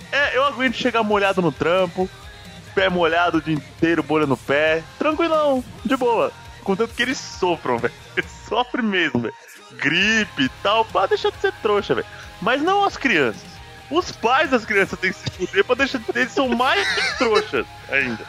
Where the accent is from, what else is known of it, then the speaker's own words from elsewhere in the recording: São Paulo, Brazil; somos de São Paulo